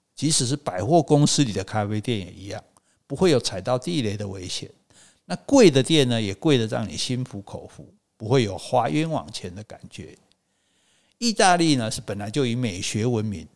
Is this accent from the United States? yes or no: no; Taiwan; 我是台湾来的诗人